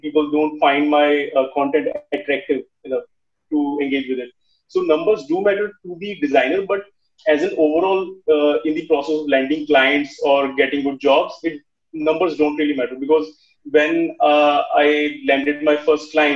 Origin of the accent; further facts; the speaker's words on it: Chandigarh, India; I'm from Chandigarh